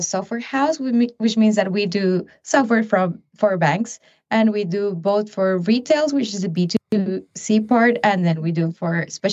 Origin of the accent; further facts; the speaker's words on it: Panama; now in Paris, France; I come from Panama